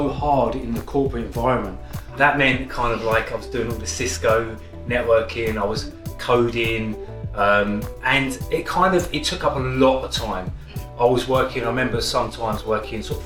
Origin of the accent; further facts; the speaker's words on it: Kent, South East England, United Kingdom; moved away as an adult; also born or lived in Whitechapel, London / Clapham, London; now in London, United Kingdom; I was born in East London, Whitechapel. My family then moved to Kent and I grew up in Kent.